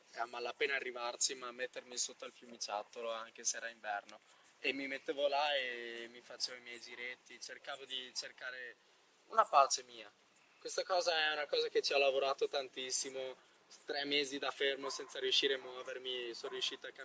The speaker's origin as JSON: {"language": "Italian", "country": "Poland", "first_language": "Polish", "second_language": "Italian", "moved": "yes", "lives_now": "Italy", "said": "Io sono polacco, ragazzi. Polacco. Io sono polacco. Io polacco. sono polacco."}